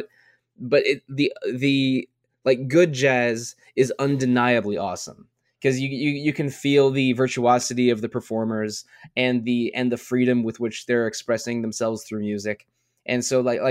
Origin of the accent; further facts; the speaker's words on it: near Washington D.C., District of Columbia, United States; Growing up near Washington D.C., I'm familiar with a lot of go-go music